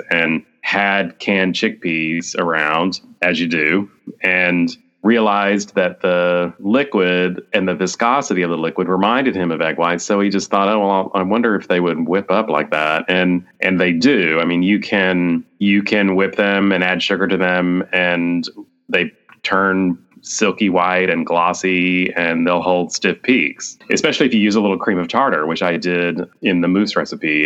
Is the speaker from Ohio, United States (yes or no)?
no; Texas, United States; now in Washington, D.C., United States; I am a Texan